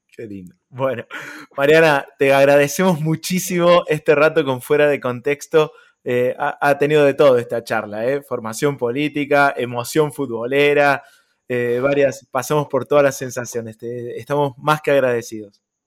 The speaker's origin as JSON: {"language": "Spanish", "region": "Córdoba", "country": "Argentina", "said": "como cordobés"}